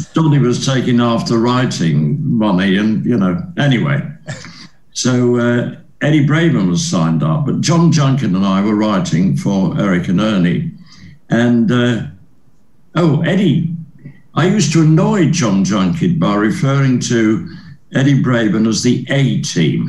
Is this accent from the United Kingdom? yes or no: yes; Leeds, Yorkshire and the Humber, United Kingdom; moved away; my first ever professional job was in my hometown at the City Varieties Theatre in Leeds